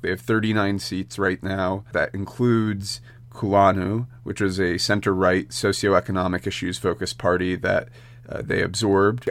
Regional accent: United States; I am an American citizen

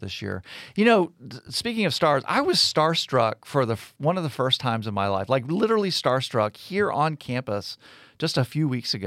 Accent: United States; also born or lived in Texas / South Florida; now in Birmingham, United States; I grew up in Texas, grew up in South Florida

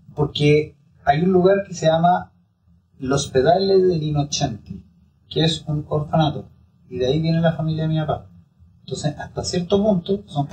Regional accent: Chile; yo soy de familia italiana, entonces tenemos todo el tema como de que Italia, que pero básicamente somos chilenos

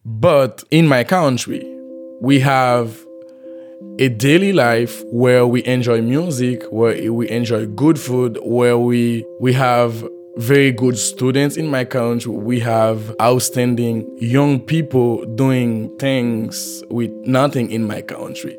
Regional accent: Haiti; moved away as an adult; now in Fayetteville, United States; I am from Haiti. I've been living in Fayetteville, Arkansas for a year now.

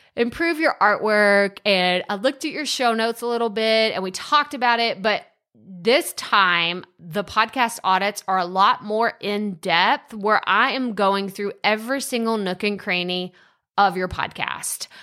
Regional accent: Athens, Texas, United States; moved away; Athens, Texas, this is where I was born and raised

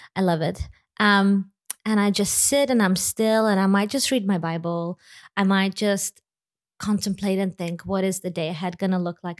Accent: Lithuania; moved away; I am not from America. I'm actually from Lithuania.

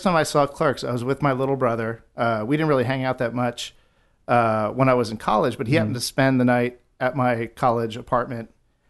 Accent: New Jersey, United States; I grew up in on the Jersey Shore.

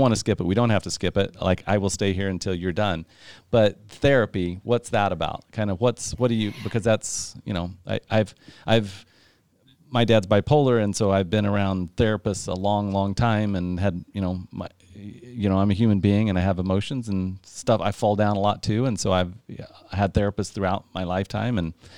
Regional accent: Midwest, United States; I was brought up in the Midwest and I'm a gentleman.

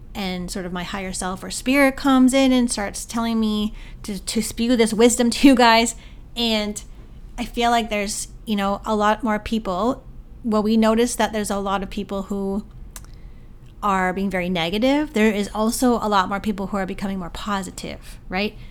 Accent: Canada; my hometown Sobeys

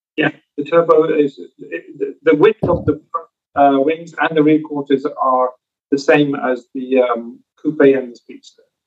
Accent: United Kingdom; now in Southern California, United States; As a Brit, guys, being here um, we've got car culture back home

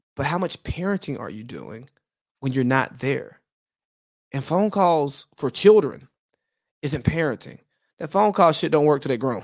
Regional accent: Georgia, United States; I'm from Georgia, not California

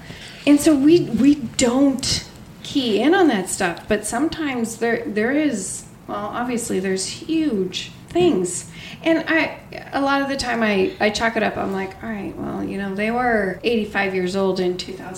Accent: California, United States; I'm from California.

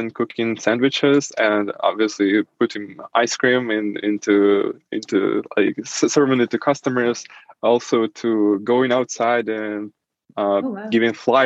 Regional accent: Saint Petersburg, Russia; first language Russian; English is a second language; moved away as an adult; now in Germany; I was born in Russia, in St. Petersburg, and that's where I basically lived almost my entire life.

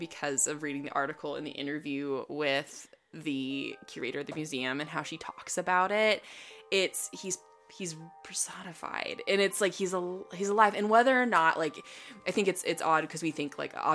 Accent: Denver, Colorado, United States; now in Texas, United States; I grew up in Denver, Colorado

